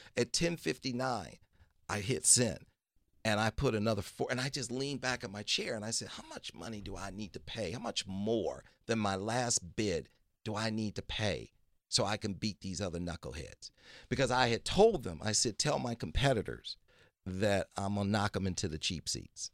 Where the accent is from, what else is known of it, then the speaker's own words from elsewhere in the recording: Detroit, Michigan, United States; I was born in Detroit, Michigan